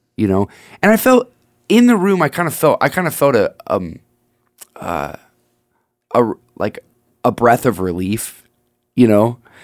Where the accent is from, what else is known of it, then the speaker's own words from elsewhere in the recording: United States; I am, as American as a guy can be